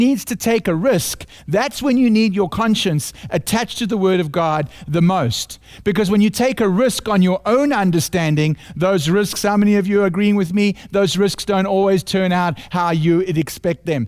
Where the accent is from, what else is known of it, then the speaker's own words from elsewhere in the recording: South Africa; accent: South African; my heavenly accent from South Africa